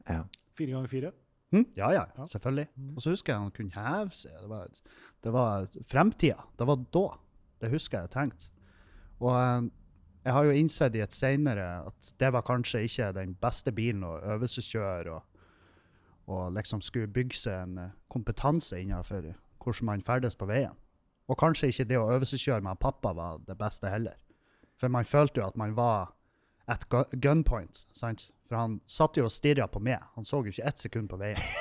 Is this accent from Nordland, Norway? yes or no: yes; Meløy, Nordland, Norway; moved away; etter jeg flytta fra Meløy